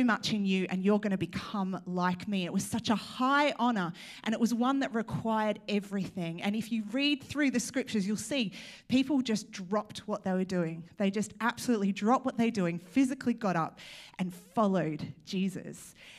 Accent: Australia; now in United Kingdom; I'm trying to embrace my Australian. I was recently told, by the way, I am from Australia.

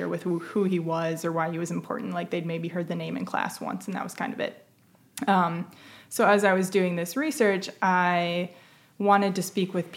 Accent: Northern Ohio, United States; I'm from Northern Ohio

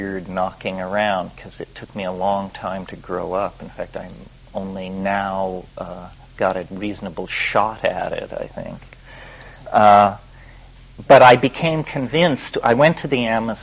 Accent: Western Colorado, United States; I was raised in the Midwest, in Western Colorado, in the Sputnik era

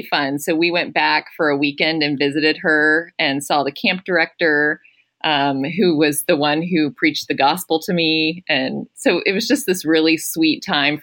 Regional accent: Atlanta, Georgia, United States; I grew up in Atlanta, Georgia, and I did not grow up in a Christian home

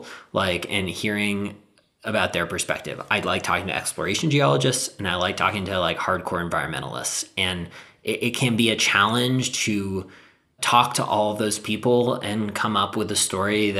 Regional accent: Southern California, United States; I grew up in Southern California

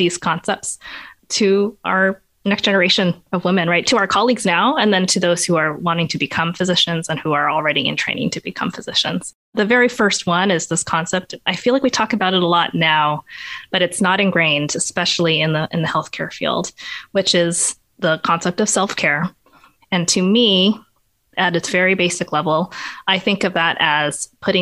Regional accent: Portland, Oregon, United States; also born or lived in Rhode Island; I grew up in Portland, Oregon, so I was born here

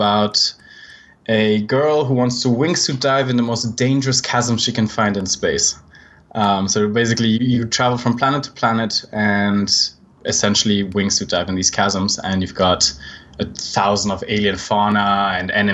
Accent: Switzerland; accent: Swiss; I'm actually Swiss, which you can probably tell by my accent.

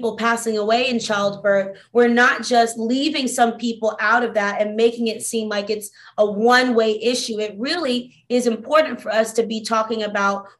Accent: Albany, Georgia, United States; now in Atlanta, United States; I was born in a small town called Albany, Georgia in the early 90s

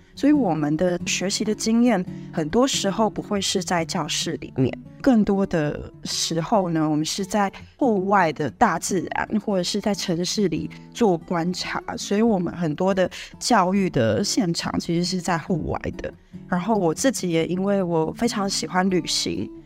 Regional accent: Hsinchu County, Taiwan; moved away as an adult; now in Morocco; 我是一位，啊，七十八年次的新竹人，然后其实我从小就在 新竹的山下长大

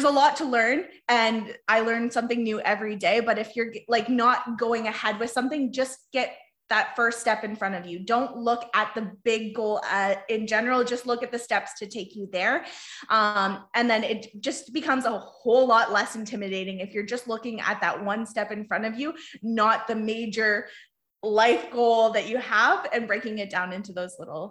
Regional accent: Dutton, Ontario, Canada; I'm from a small town of Dutton, Ontario

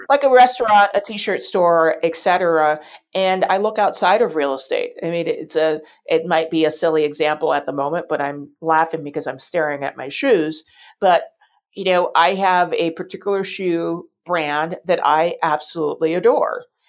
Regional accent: New York City, New York, United States; I grew up in New York City

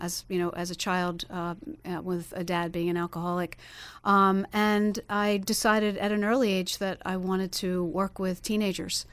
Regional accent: Pennsylvania, United States; now in Florida, United States; I'm from Pennsylvania originally

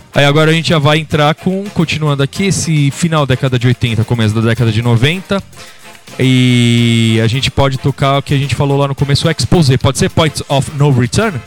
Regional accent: São Paulo, Brazil; do mesmo lugar que a gente é, aqui de São Paulo

